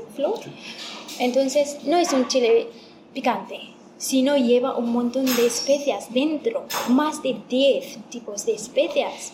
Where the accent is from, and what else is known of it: Ethiopia; Spanish is a second language; now in Spain